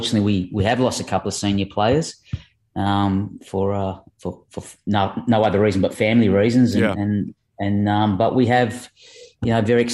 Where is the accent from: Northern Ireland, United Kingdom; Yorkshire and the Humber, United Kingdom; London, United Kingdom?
Yorkshire and the Humber, United Kingdom; Leeds; now in Australia; I was born in Leeds, the same as Nick Montgomery. Grew up to the sounds of Ellen Road. I only lived about just over a mile away from Ellen Road